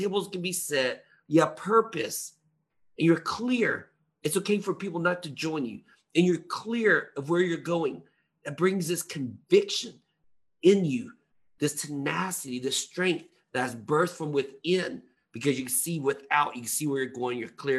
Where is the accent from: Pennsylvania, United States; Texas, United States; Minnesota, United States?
Texas, United States; now in California, United States; I grew up in Texas